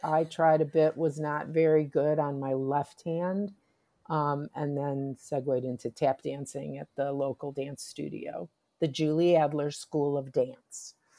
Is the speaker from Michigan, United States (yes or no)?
yes; Detroit, Michigan, United States; I grew up in Detroit.